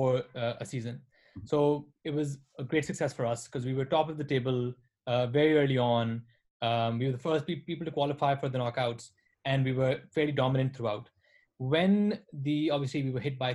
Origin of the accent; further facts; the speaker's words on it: Multan, Punjab, Pakistan; Multan is basically my hometown and where our businesses, all the things we do, all our farms are.